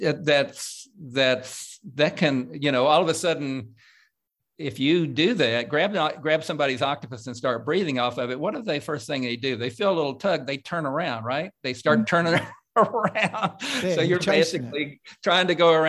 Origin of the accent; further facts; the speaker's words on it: Coalwood, West Virginia, United States; moved away; my home state